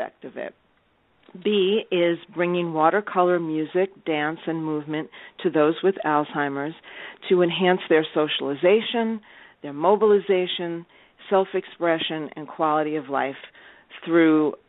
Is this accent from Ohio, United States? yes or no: no; New York, United States; also born or lived in Tulsa, Oklahoma; I am a New Yorker